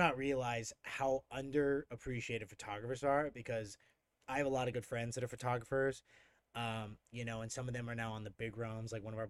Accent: England, United Kingdom; born there; also born or lived in Denver; I was born in England originally, and so drum and bass was around

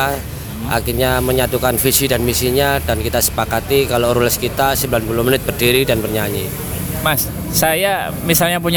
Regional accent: Surabaya, East Java, Indonesia; jadi saya sendiri asli arek Surabaya

